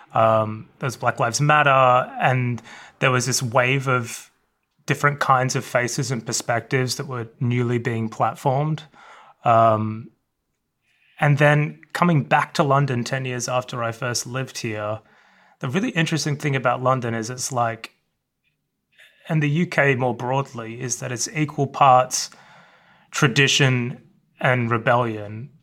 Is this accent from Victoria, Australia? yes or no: yes; Melbourne, Victoria, Australia; moved away; I grew up in the suburbs of Melbourne, Australia